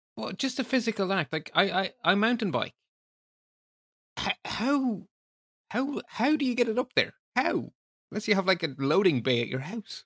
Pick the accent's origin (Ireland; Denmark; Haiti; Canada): Ireland